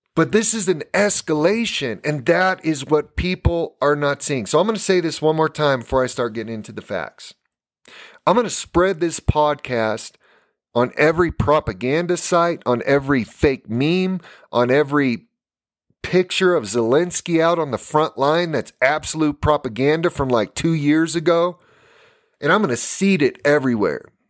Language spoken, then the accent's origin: English; United States; when I was growing up in America